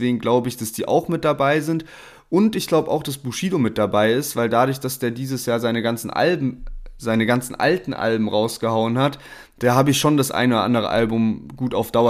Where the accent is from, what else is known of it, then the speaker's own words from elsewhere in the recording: Heidelberg, Baden-Württemberg, Germany; wir kommen ja beide aus Heidelberg, Sherwin und ich